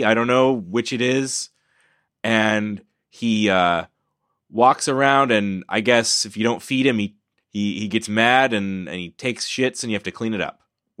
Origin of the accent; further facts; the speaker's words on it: Houston, Texas, United States; we're from Houston.